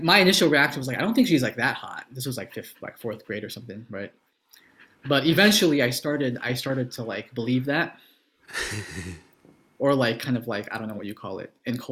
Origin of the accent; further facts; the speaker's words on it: Hawaii, United States; moved away; growing up in Hawaii, where all the white people receive racism all the time